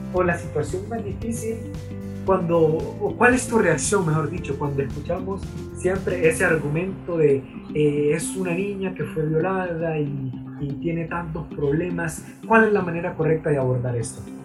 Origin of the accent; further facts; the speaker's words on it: Honduras; somos hondureños, conocemos las interioridades de nuestro país